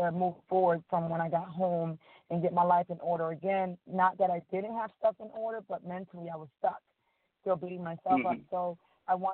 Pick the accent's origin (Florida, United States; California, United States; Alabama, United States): Florida, United States; Miami; moved away as an adult; also born or lived in Dominican Republic; now in Georgia, United States; I'm from Dominican Republic. I was raised in Miami. And moved to Georgia in 2003